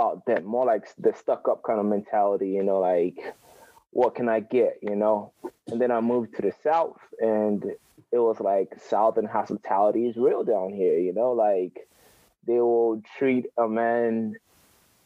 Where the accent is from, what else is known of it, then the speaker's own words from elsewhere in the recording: Ghana; also born or lived in United States; now in Japan; born and raised in Ghana, but I'm out in Japan right now.